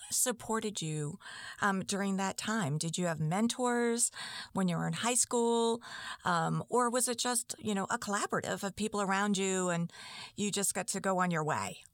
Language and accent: English; Lynn, Massachusetts, United States; I grew up in Lynn